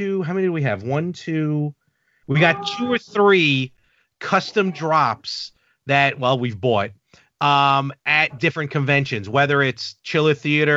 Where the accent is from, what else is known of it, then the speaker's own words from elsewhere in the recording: New York City, New York, United States; now in Long Island, United States; I grew up in Brooklyn. Actually, all of us who do all my podcasts, all my buddies, we all were born and raised in Brooklyn